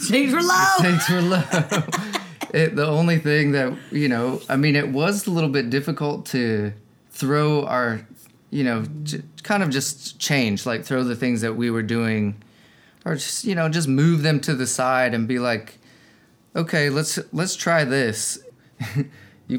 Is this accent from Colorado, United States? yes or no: yes; Denver, Colorado, United States; also born or lived in Texas; I grew up in Denver mostly